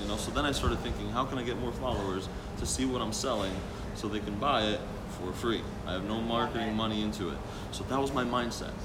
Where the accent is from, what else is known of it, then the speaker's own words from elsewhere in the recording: Slovakia; now in New Jersey, United States; I was just in Slovakia, my hometown